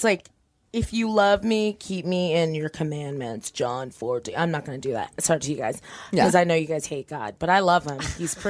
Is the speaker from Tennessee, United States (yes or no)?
no; Torrance, California, United States; I'm from Torrance.